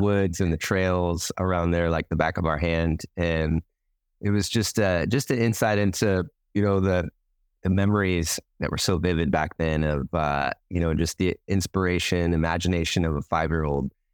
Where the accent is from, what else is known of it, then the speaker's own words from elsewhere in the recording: Washington, United States; now in Hawaii, United States; I grew up in Washington State